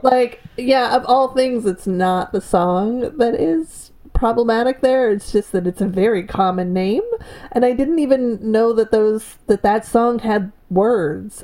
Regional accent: East Coast, United States; I am from back east. I am currently back east. I am of Irish descent.

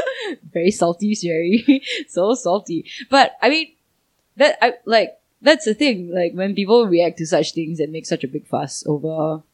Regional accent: Singapore; I'm a Singaporean

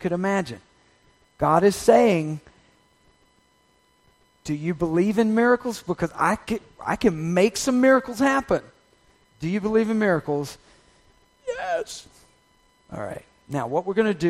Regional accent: Deep South, United States; I was growing up in the Deep South

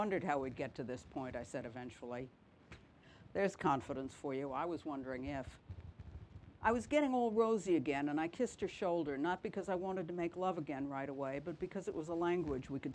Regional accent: New York City, New York, United States; also born or lived in Minnesota; now in Cornwall, United Kingdom; I'm originally from New York City.

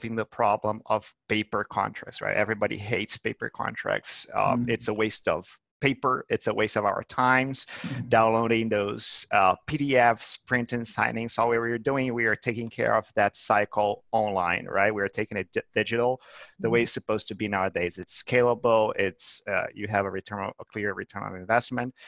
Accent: Brazil; now in Barcelona, Spain; I'm Brazilian

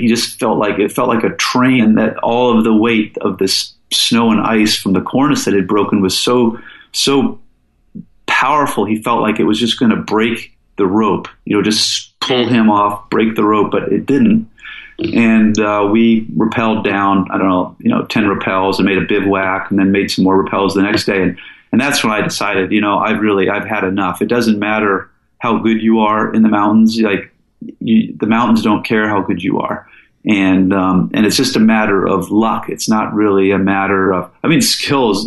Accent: Falls Church, Virginia, United States; moved away as an adult; also born or lived in Seattle, Washington; now in Alaska, United States; I was born in Seattle, and um, I moved to the East Coast with my dad and mom as a kid. And I went to high school in Falls Church inside of the Beltway near DC

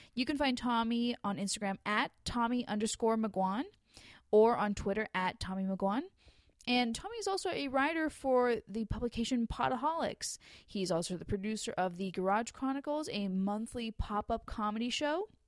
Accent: Los Angeles area, California, United States; I'm from L

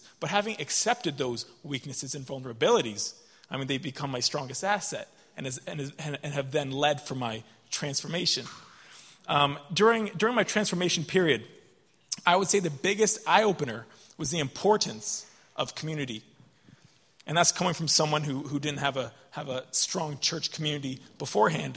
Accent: Canada; moved away as an adult; now in Dublin, Ireland; I'm from Canada, and I'm studying in Dublin.

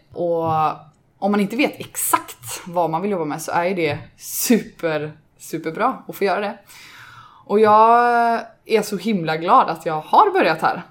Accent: Gothenburg, Västra Götaland, Sweden; Också ursprungsgöteborgare

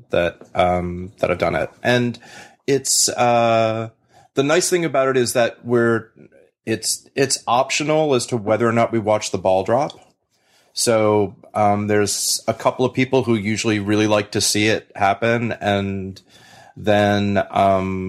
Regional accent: New York, United States; I grew up here in New York

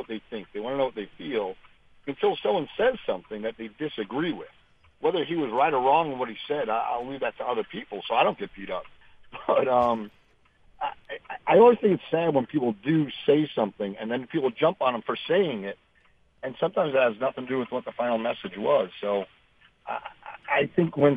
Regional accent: New York, United States; moved away; also born or lived in Michigan / Missouri / Florida; growing up in the North in New York

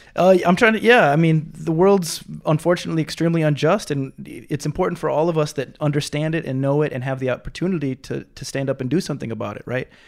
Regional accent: Minnesota, United States; moved away as an adult; now in Hawaii, United States; I'm from Minnesota

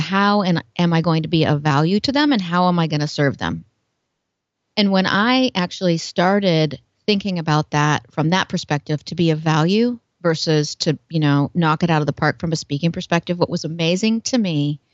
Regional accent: Portland, United States; I'm from Portland, kind of a hippie, kind of creative.

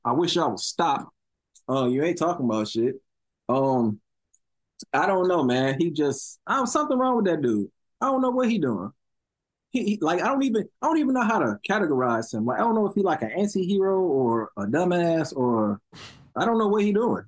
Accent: Chicago, Illinois, United States; I'm from over east. Now that would be 71st Street and all that. I'm from East 71st

